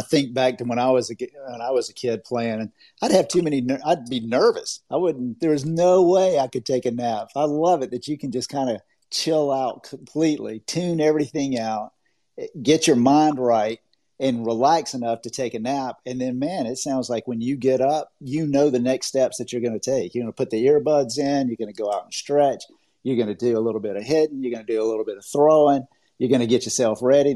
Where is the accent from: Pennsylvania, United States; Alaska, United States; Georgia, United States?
Georgia, United States; Augusta; now in Orlando, United States; I'm from Augusta, Georgia. I live in Orlando, Florida, but I'm from Augusta